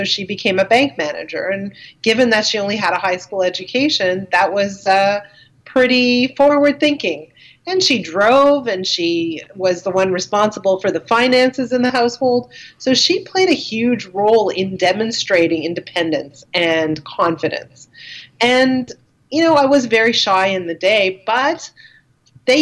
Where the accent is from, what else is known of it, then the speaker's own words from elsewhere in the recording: Dollard-des-Ormeaux, Quebec, Canada; I grew up in a place called Dollard des Ormeaux. I'm trying to kind of say it in English and French at the same time, but it's on the West Island of Montreal.